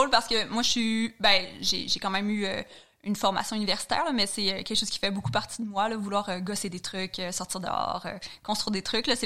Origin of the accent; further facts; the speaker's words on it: Quebec, Canada; Je suis originaire de la Gaspésie. Puis, comme toute personne qui vient de région, j'ai quand même la chance d'avoir grandi dans la nature avec une grande proximité euh, avec euh, la mer, la forêt et tout.